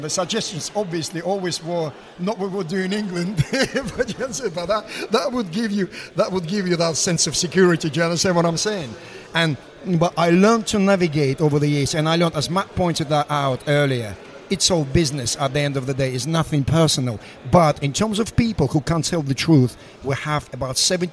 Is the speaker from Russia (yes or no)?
yes; Russia; English is a second language; moved away as an adult; also born or lived in Moscow; now in United Kingdom; I come from Russia.